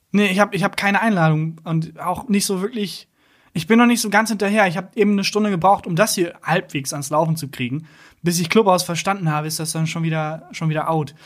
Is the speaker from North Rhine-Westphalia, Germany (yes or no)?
yes; Bielefeld, North Rhine-Westphalia, Germany; now in Cologne, Germany; Ich komme aus Bielefeld